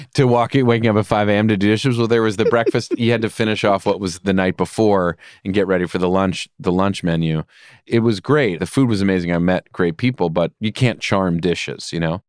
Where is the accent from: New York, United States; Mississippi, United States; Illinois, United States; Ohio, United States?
New York, United States; Rye; Rye is a very beautiful place to grow up and very privileged.